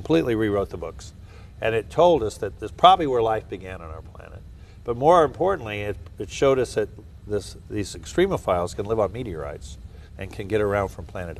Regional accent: Southern California, United States; also born or lived in Wichita, Kansas; I was born in Wichita, Kansas, where all oceanographers come from. You know? And then I grew up in Southern California

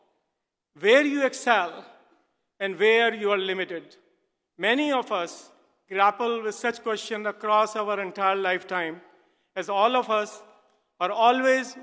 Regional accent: Delhi, India; moved away; I grew up in Delhi, India, in a family that ran a very successful business

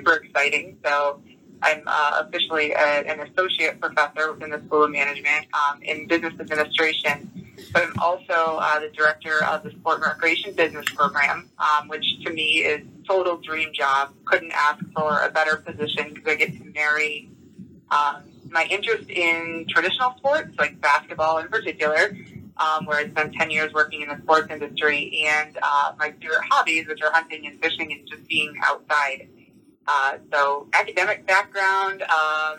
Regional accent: Upper Peninsula of Michigan, United States; I grew up in the Upper Peninsula of Michigan, where I'm at right now

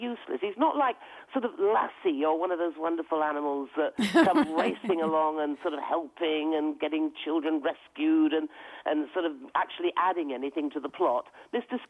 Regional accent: Devon, South West England, United Kingdom; accent: West Country; moved away; I come from Devon originally.

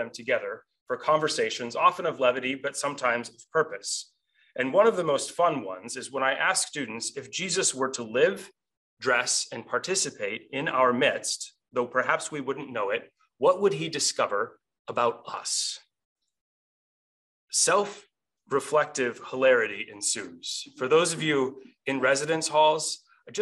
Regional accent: Montana, United States; moved away; I grew up on a farm in the middle of Montana.

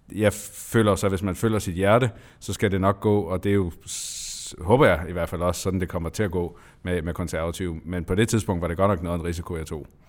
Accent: Lolland-Falster, Zealand, Denmark; hjemme på Lolland Falster, hvor jeg kommer fra

